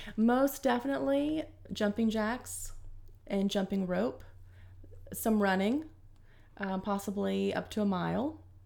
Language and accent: English; Zephyrhills, Florida, United States; I grew up in Florida, Zephyr Hills